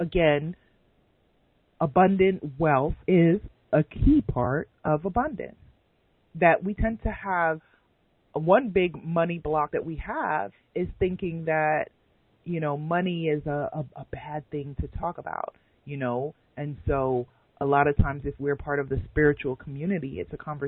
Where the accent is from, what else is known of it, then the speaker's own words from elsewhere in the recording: New York City, New York, United States; my elementary school growing up in Queens, New York